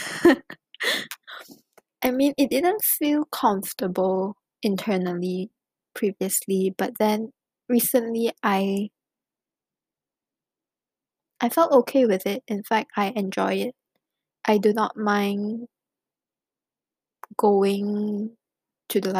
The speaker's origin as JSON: {"language": "English", "country": "Malaysia", "tie": "born or raised there", "moved": "as an adult", "lives_now": "China", "said": "growing up in Malaysia"}